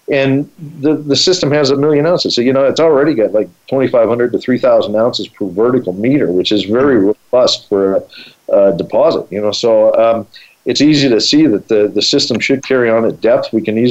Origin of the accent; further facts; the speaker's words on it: Colorado, United States; I grew up in Colorado